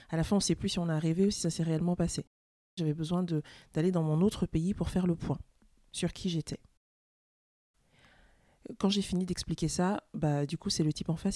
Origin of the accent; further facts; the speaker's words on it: France; je suis française et je suis camerounaise.